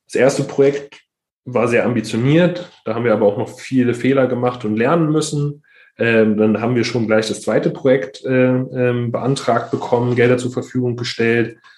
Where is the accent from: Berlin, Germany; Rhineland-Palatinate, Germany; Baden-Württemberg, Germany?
Berlin, Germany; ich bin im, im Berliner Brennpunkt Neukölln-Kreuzberg äh, groß geworden